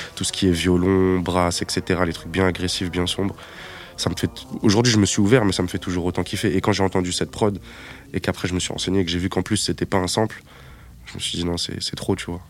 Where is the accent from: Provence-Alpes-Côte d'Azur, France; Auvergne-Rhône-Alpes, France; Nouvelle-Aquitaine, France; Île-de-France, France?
Île-de-France, France; Épinay-sur-Seine; j'habitais à Épinay-sur-Seine quand j'étais vraiment très jeune